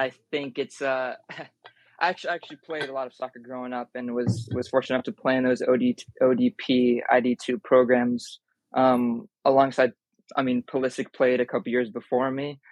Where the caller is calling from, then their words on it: New York City, New York, United States; calling from Brooklyn